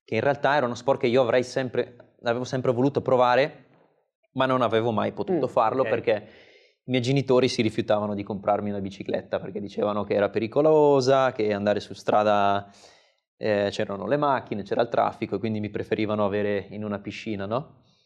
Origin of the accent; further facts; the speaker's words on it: Seriate, Lombardy, Italy; di Seriate, il mio, il mio paese natale dove poi ho trascorso mm, tutti i pomeriggi o quasi fino ai 18-19 anni